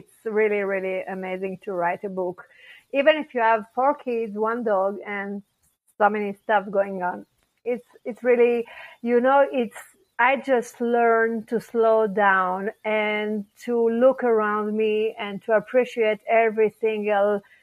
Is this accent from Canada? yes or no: no; Paris, Île-de-France, France; English is a second language; moved away as an adult; also born or lived in Israel; now in Colorado, United States; I was born in Paris, France, and I grew up there